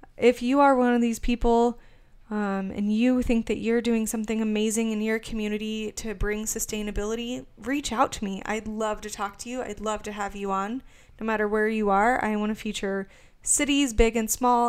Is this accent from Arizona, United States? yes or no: yes; Arizona, United States; moved away as an adult; now in Kansas City, United States; Originally, I'm from Arizona. I lived there until about a year ago.